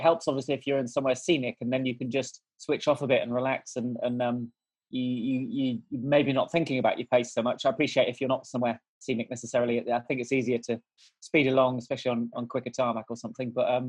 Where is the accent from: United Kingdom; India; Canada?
United Kingdom; South West England; So we moved around a lot, but from about 10, I grew up in the Cotswolds in Gloucestershire.